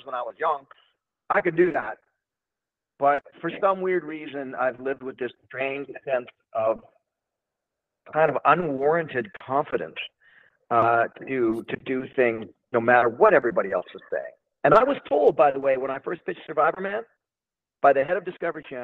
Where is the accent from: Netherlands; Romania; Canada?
Canada; Toronto, Ontario; I'm just a Canadian dude from the west end of Toronto. You know, grew up in the 70s